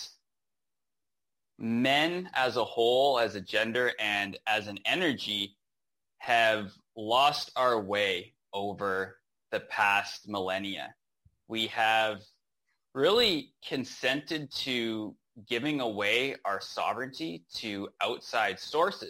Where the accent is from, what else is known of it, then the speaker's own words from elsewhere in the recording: Rocky Mountains, Western Canada, Canada; moved away as an adult; now in Nicaragua; So I'm born and raised in Western Canada in the Rocky Mountains is where I grew up.